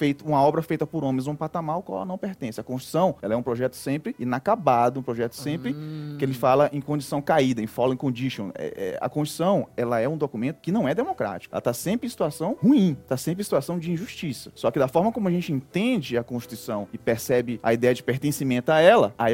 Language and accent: Portuguese; Northeast Region, Brazil; como nordestino, eu gosto muito de contar história